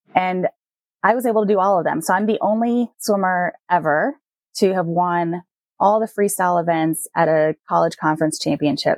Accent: Puerto Rico; growing up in Puerto Rico, my mom used to take me to the beach all the time

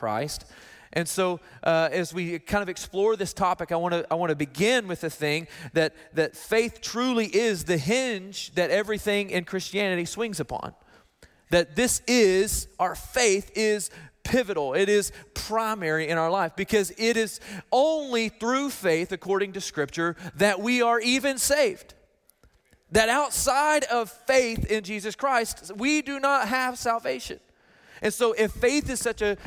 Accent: Arkansas, United States; I'm from Arkansas

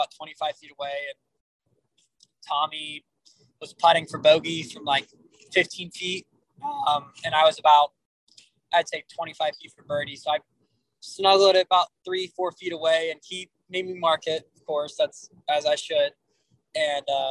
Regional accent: Miami, Florida, United States; I'm from Miami

